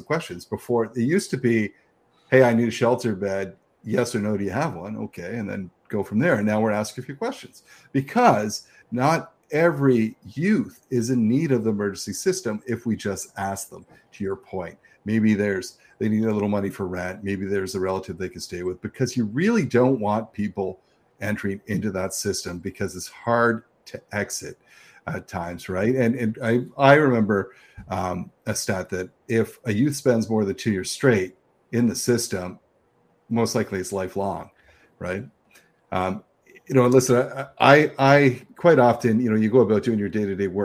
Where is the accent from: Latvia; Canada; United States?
Canada; Niagara, Ontario; now in Toronto, Canada; I'm from Niagara. You talk about not being from, but I went from Niagara to Toronto